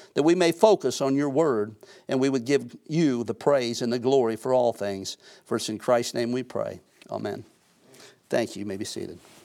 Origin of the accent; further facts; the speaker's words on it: United States; I'm an American, I'm a citizen here on this earth